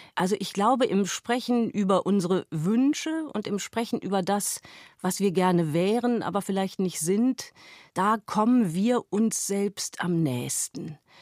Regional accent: Hameln, Lower Saxony, Germany; moved away; aus meiner Heimatstadt Hameln

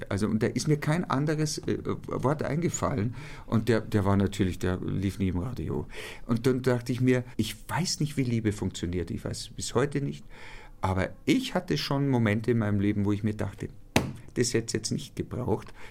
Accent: Ingolstadt, Bavaria, Germany; Ich bin gebürtiger Ingolstädter und ich war, ähm, äh, ich glaube, es ging los mit 15 oder 16, war ich eine Art Edelstatist am Ingolstädter Stadttheater.

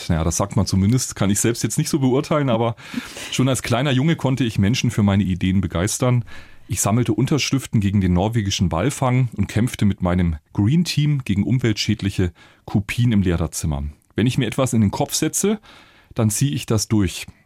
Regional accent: Bavaria, Germany; accent: Upper Franconian; nicht nur hier in München, sondern auch eben in der fränkischen Heimat. Man hört es mir auch an. Bin ja waschechter Oberfranke. Genieße das auch.

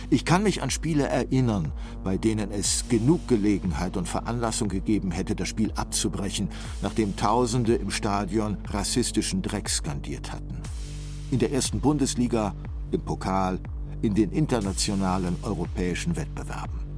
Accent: Cologne, North Rhine-Westphalia, Germany; In meiner Heimatstadt Köln gehörten und gehören schwarze Menschen, Ostasiaten oder Menschen aus Klein- und Vorderasien zum Straßenbild.

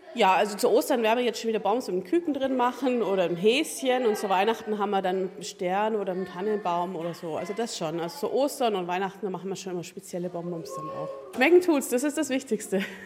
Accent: Augsburg, Bavaria, Germany; ich komme aus Augsburg, bei uns zu Hause Gutzi gesagt hat

